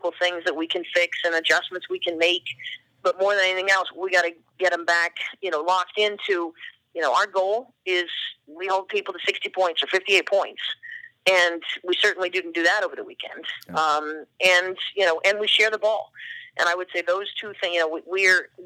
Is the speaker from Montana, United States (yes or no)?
no; Oregon, United States; now in Boston, United States; I grew up in Oregon, and I've got family in Eastern Oregon where there are no people.